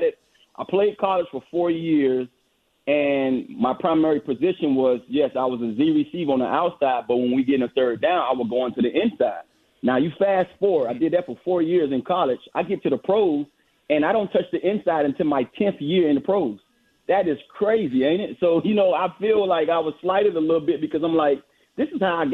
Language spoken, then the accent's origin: English; Miami, Florida, United States; moved away; I'm a Florida guy. I grew up in Miami, Florida.